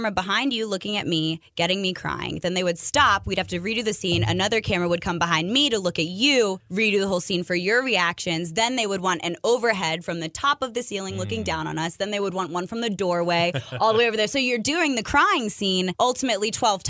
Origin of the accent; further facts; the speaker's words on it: Montgomery County, Maryland, United States; I am from Montgomery County, Maryland, so I'm closer to Washington, D.C. than some other people in Maryland are